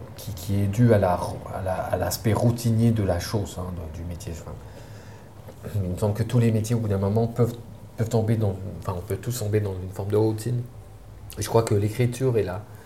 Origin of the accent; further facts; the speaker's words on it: Sidi Moussa, near Algiers, Algiers Province, Algeria; j'ai grandi euh, à Sédémoussin, c'est pas loin d'Alger, mais euh, c'est un quartier, euh, c'est une petite ville, ancien village colonial, agricole